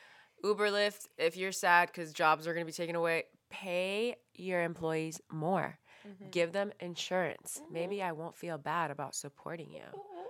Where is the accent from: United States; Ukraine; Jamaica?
United States; San Francisco, California; Yeah, you guys have to remember, we're from San Francisco, like the tech capital